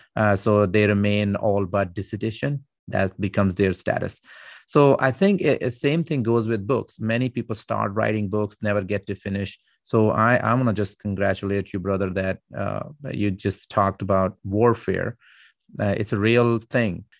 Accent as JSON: {"language": "English", "country": "Pakistan", "said": "I'm Pakistani"}